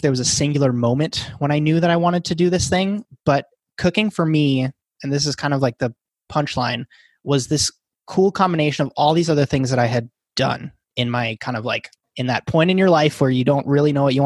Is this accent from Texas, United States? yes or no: no; Wisconsin, United States; I grew up in a tiny 1500 person town in Wisconsin